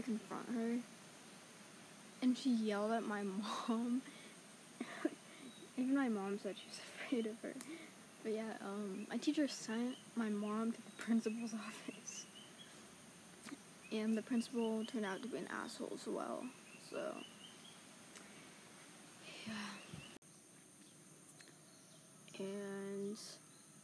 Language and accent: English; Santa Rosa, California, United States; born or raised there; also born or lived in Arizona / Mendocino, California